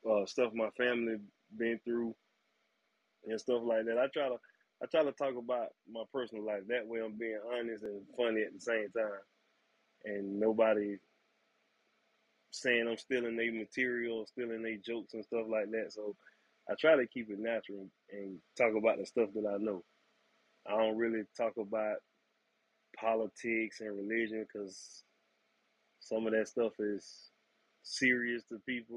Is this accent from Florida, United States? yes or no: yes; Riviera Beach, Florida, United States; I'm born and raised right here in Riviera Beach, Florida. Been here all my life.